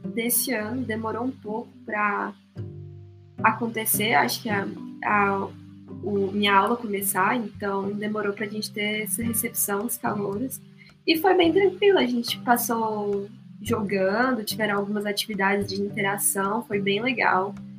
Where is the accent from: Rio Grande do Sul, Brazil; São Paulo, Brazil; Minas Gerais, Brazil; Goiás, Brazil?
Goiás, Brazil; Goiânia; moved away as an adult; now in Curitiba, Brazil; eu sou de Goiânia